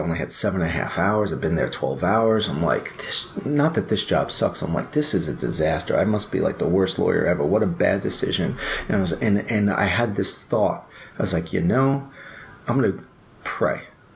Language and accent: English; New York, United States; moved away as an adult; also born or lived in Chicago, United States / Wheaton, Illinois, United States; I'm a guy from New York and I went to law school in Chicago and I'm in the suburbs of Wheaton, Illinois